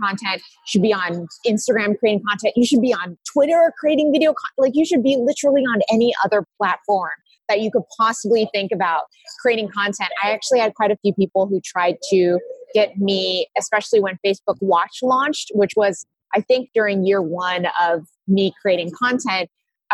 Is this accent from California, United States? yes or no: yes; Silicon Valley, California, United States; I grew up in Silicon Valley